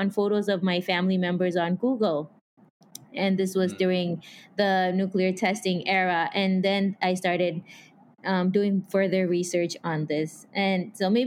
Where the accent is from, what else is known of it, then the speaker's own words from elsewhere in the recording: Marshall Islands; moved away as an adult; I was born and raised in the Marshall Islands